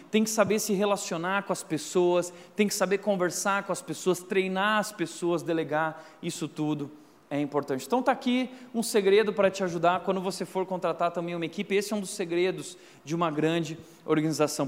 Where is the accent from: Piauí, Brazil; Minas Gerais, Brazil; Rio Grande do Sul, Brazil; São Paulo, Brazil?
Rio Grande do Sul, Brazil; eu sou gaúcho macho